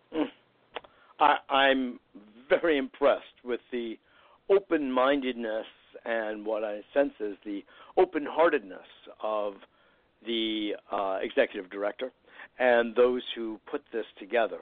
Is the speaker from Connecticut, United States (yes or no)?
yes; Westport, Connecticut, United States; I grew up in Westport